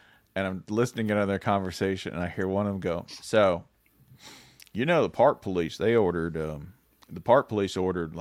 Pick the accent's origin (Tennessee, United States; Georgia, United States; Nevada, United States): Tennessee, United States; I grew up in Tennessee